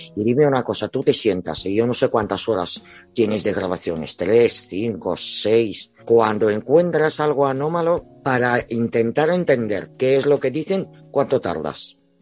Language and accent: Spanish; Spain; Somos españoles, captamos español.